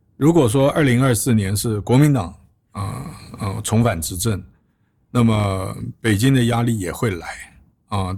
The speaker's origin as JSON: {"language": "Chinese", "country": "Taiwan", "tie": "born or raised there", "also_born_or_lived": "Washington, D.C., United States", "moved": "as an adult", "said": "我在台湾出生长大，呃，大学毕业以后接着念研究所，然后在当兵"}